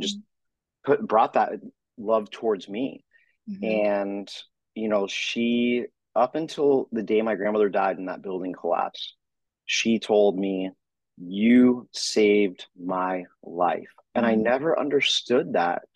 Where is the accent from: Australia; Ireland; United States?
United States; Florida; Florida area. My father at the time, growing up, was with the Miami Beach Police Department